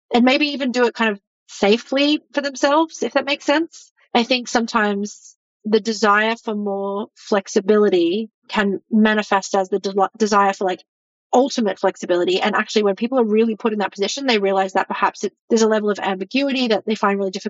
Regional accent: Australia; moved away as an adult; now in United States; I'm from Australia and I live in the US and all of my family are in Australia

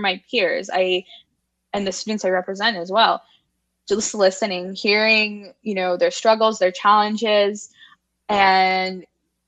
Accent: Virginia, United States; I'm a Virginia native, very passionate about Virginia. I'm a Southerner

